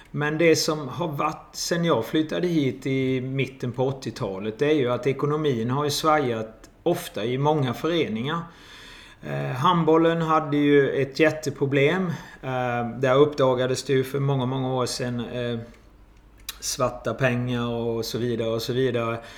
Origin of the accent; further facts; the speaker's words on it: Jönköping, Jönköping County, Sweden; now in Kristianstad, Sweden; Jag kom eh, ifrån Jönköping eh, och skulle flytta med min sambo helt enkelt.